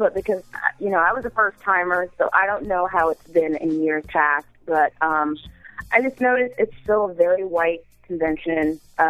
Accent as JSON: {"language": "English", "town": "San Diego", "region": "California", "country": "United States", "said": "I'm from San Diego."}